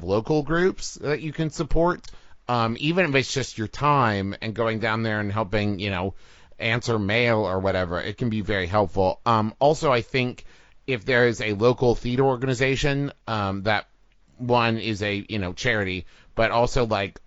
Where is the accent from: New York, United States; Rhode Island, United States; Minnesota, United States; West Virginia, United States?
West Virginia, United States; Huntington; moved away; my hometown, Huntington, West Virginia